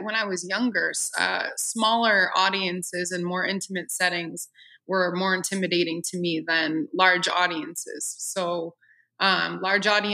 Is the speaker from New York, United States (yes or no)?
yes; Orchard Park, New York, United States; now in Nashville, United States; I'm from Orchard Park, New York, and Buffalo is our closest city